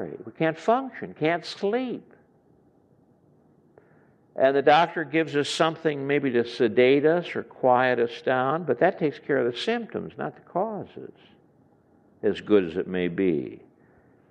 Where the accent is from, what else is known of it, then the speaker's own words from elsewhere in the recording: Chicago, Illinois, United States; I come from Chicago area